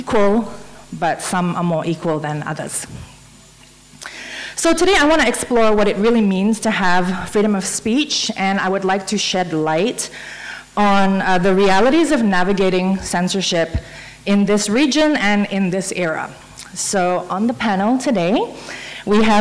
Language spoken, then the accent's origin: English; Brunei; I'm from Brunei